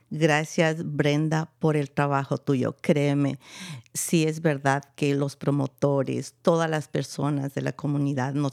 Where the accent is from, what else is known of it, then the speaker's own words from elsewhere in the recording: Ecuador; yo soy de Ecuador, creo que los que no me han escuchado antes